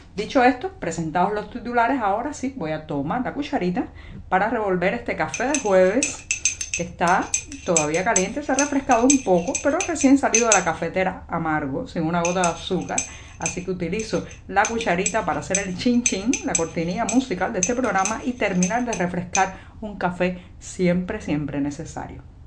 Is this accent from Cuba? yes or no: yes; Cuba; cubana, periodista, ciudadana.